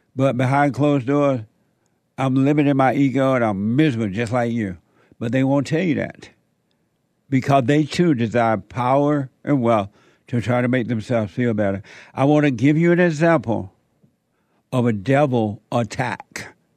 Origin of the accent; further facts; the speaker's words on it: Alabama, United States; now in Los Angeles, United States; growing up in Alabama on that plantation